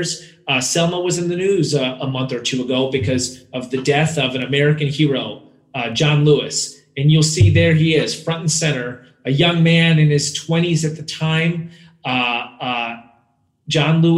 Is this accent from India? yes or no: yes; India; I hail from India